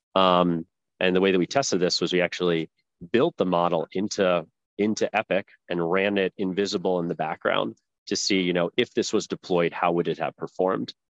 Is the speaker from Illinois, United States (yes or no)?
no; New Jersey, United States; moved away as an adult; also born or lived in Virginia; I grew up in uh, New Jersey